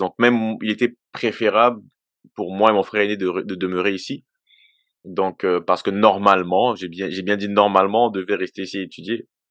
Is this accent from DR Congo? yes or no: yes; DR Congo; now in Quebec, Canada; je suis originaire de la République démocratique du Congo. Euh, Aujourd'hui, je vis au Canada depuis 22 euh, ans déjà